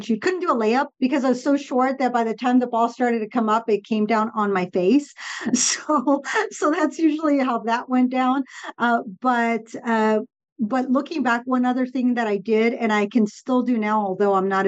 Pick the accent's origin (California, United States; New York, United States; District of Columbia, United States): California, United States; Southern; first language Spanish; English is a second language; I grew up in Southern California, and Spanish was always the first language at home